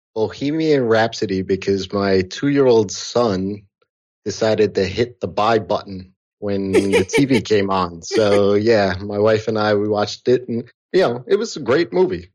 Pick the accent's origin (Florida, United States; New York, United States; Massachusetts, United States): New York, United States; outside of; I grew up here in outside of New York. I've lived in New York City